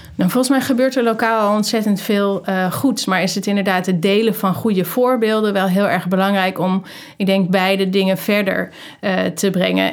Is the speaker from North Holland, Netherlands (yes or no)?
yes; Amsterdam, North Holland, Netherlands; moved away as an adult; also born or lived in North Brabant; ik ben geboren in Amsterdam.